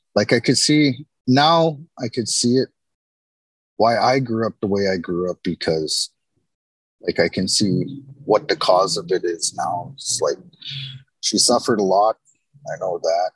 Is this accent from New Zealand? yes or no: no; Winnipeg, Manitoba, Canada; I was kind of born and raised in Winnipeg